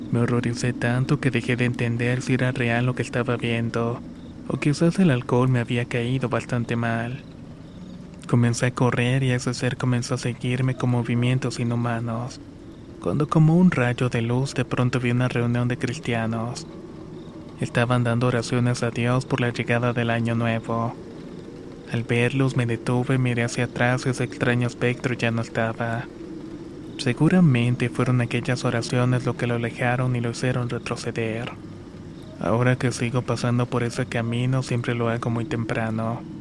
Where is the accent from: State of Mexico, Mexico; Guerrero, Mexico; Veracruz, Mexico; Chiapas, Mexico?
Guerrero, Mexico; Chilapa de Álvarez; now in Acatlán, Mexico; Soy originario de Chilapa de Álvarez Guerrero. Actualmente vivo en Acatlán